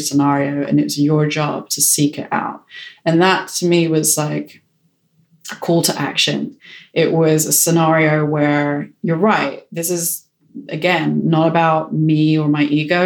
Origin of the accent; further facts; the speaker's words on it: United Kingdom; being British